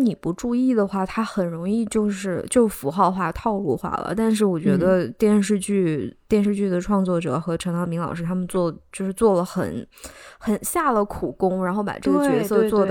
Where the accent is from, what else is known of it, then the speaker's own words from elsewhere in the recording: China; moved away; 我们中国人守旧那一面